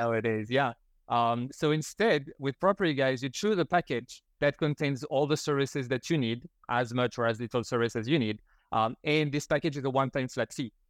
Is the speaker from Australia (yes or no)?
no; France; moved away as an adult; now in Canada; before that, I grew up in France